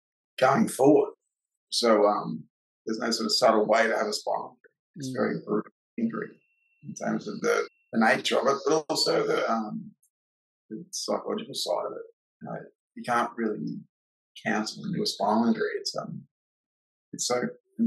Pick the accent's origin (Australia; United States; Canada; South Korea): Australia; Gold Coast, Queensland; I moved to the Gold Coast when I was a little kid, so I've only really known, you know, the majority of my life growing up on the Goldie